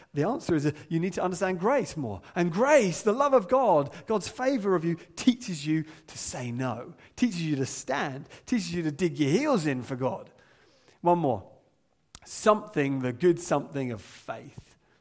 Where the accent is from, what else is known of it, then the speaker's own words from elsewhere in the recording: England, United Kingdom; as English people